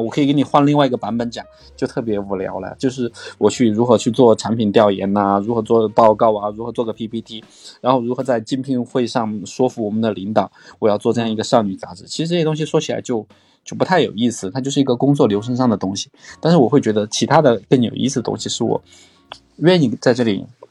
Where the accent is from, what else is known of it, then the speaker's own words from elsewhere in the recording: Chongqing, China; 我就在重庆读书， 我就是个重庆人